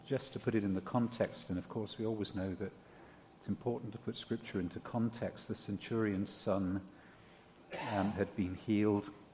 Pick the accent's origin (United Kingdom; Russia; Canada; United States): United Kingdom; I'm British